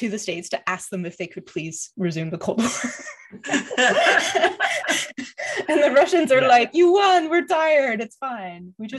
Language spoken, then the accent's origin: English; Quebec, Canada; Cause I grew up in Quebec